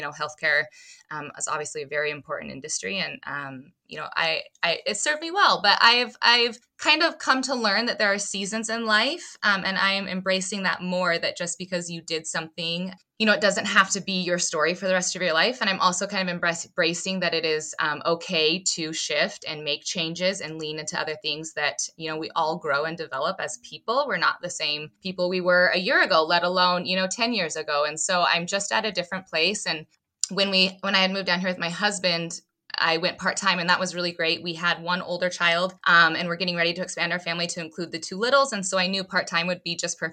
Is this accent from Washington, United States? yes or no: no; Southwest Montana, United States; moved away as an adult; now in Nebraska, United States; I'm a Nebraska transplant, so I grew up in Southwest Montana.